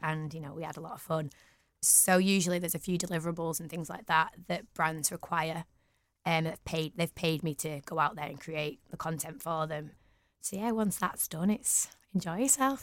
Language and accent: English; Manchester, North West England, United Kingdom; also born or lived in London / Huddersfield; I am so proud of being from Manchester. Um, I've lived here all my life